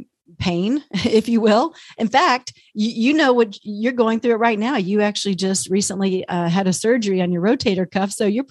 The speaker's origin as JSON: {"language": "English", "region": "Texas", "country": "United States", "tie": "born or raised there", "moved": "as an adult", "lives_now": "Minnesota, United States", "said": "I grew up in Texas and I always say I'll always be a Texan, but I live in Minnesota and I've been here almost 25 years."}